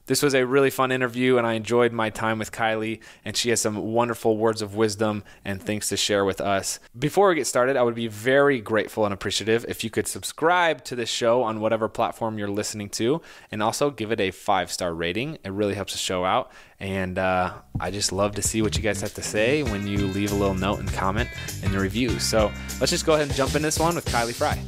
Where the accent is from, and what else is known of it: Indiana, United States